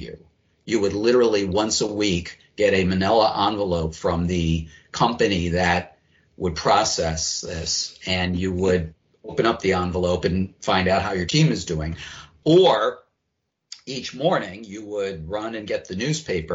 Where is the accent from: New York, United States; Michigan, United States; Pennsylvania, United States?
Pennsylvania, United States; Philadelphia; I grew up in Philadelphia.